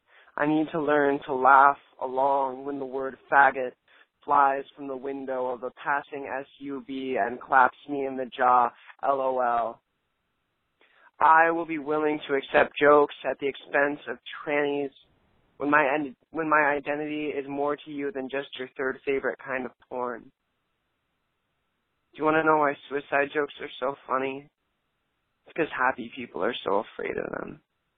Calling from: New Orleans, Louisiana, United States; I'm calling from New Orleans, Louisiana.

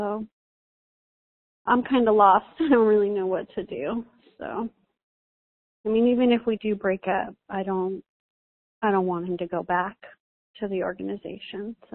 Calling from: California, United States; I'm from California.

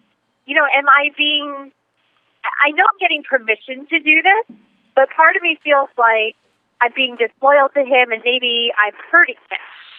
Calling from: New York, United States; I'm calling from New York.

